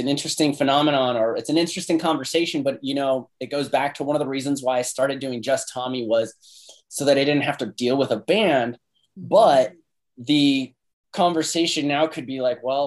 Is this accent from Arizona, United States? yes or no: yes; Phoenix, Arizona, United States; also born or lived in Renton, Washington; our family moved back to Phoenix when I was like four. So basically I grew up here